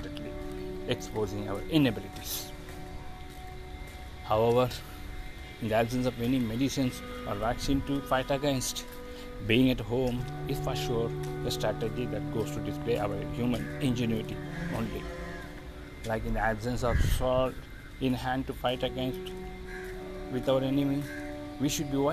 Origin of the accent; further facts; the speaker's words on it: India; from India